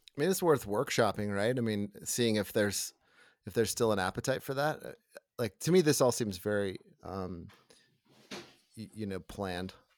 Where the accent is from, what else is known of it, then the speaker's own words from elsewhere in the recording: the South, United States; also born or lived in Atlanta; now in Colorado, United States; I grew up in the South